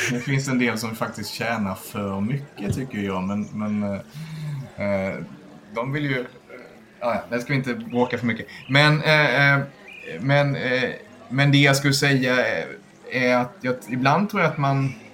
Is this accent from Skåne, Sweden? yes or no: yes; Skåne, Sweden; moved away as an adult; now in Stockholm, Sweden; Nej, jag är från, är från Skåne, men jag flyttade tillfälligt upp till Stockholm för 23 år sedan.